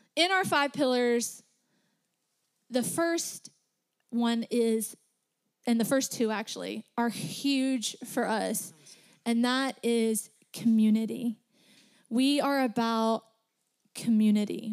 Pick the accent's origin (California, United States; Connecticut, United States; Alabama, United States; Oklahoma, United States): Alabama, United States; accent: Southern; We're all from Tennessee. I'm just from Alabama